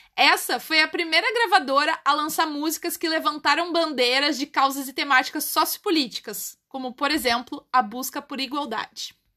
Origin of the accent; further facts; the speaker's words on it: Brazil; O taxista não reconheceu meu sotaque e perguntou de onde eu era. Eu falei que era brasileira.